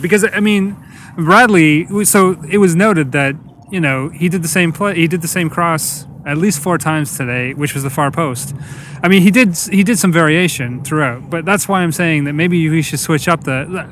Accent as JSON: {"language": "English", "country": "Canada", "said": "As Canadian"}